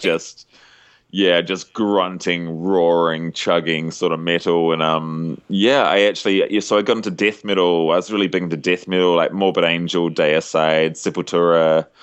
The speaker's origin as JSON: {"language": "English", "country": "New Zealand", "said": "as a Kiwi"}